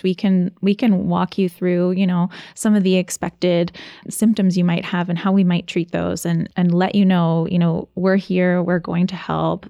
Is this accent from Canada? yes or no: yes; Ontario, Canada; now in Nova Scotia, Canada; I'm originally from Ontario. And so moving to Nova Scotia